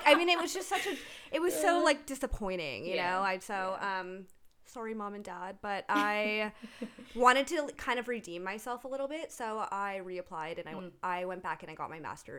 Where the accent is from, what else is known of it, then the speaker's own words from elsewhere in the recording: Goleta, California, United States; also born or lived in Boston, United States / Seattle, United States; I lived in Seattle for a couple years after Boston. But I went to high school here. I went to Dos Pueblos. Mm-hmm. I went to Goleta Valley Junior High School. I went to Kellogg Elementary School out in Goleta. So, like, I'm a Goleta loc.